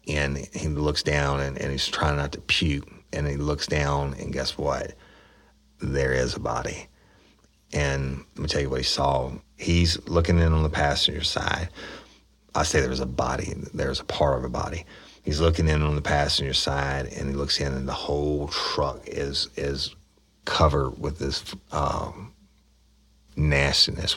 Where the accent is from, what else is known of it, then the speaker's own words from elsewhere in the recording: East Feliciana Parish, Louisiana, United States; I'm from East Feliciana Parish, okay? And the people here are the best in the world, some of the best in the world, but it's also the lowest property taxes in the state. And the parish has almost no taxable income like big businesses. I mean, it has a couple things, but not much. And it's, yeah, pretty much, it's really rural